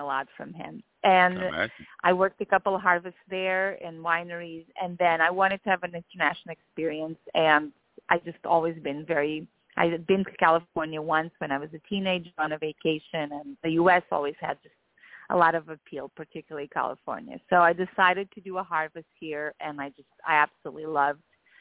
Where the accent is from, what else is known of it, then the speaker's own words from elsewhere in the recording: Lisbon, Portugal; moved away as an adult; also born or lived in Alentejo, Portugal; now in United States; I was born and raised in Portugal, and I do come from wine. Yes, yeah. I was born in Lisbon and then raised outside of Lisbon